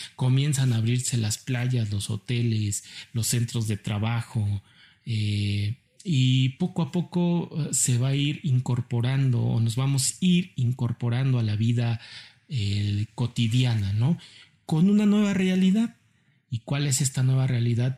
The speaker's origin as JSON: {"language": "Spanish", "country": "Mexico", "said": "como mexicanos"}